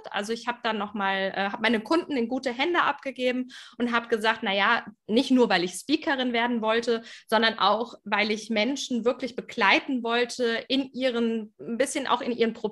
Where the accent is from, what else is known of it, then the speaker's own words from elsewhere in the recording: Germany; also born or lived in Frankfurt am Main; bei mir hört man es auf den ersten Blick vielleicht nicht, aber klar durch die deutsche Sprache. Ich komme aus Deutschland.